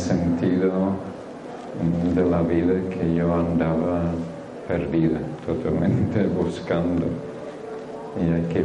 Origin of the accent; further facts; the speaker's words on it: England, United Kingdom; Spanish is a second language; moved away; Entonces yo soy un guiri, Hablo un poquito raro pero sí, aunque parezco marciano, soy humano, ¿vale? Vengo, vengo de este mundo y nací en Inglaterra hace unos cuantos años ya.